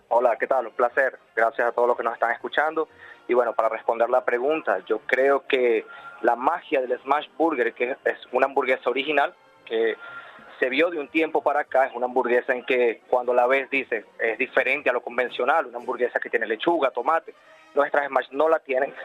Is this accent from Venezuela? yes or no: yes; Venezuela; now in Madrid, Spain; yo soy venezolano